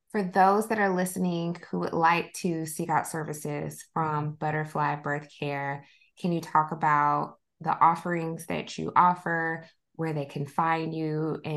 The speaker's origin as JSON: {"language": "English", "region": "the South", "country": "United States", "tie": "born or raised there", "said": "maybe it's because like I grew up in the South, but growing up, I would often hear specifically like Black families think of a doula"}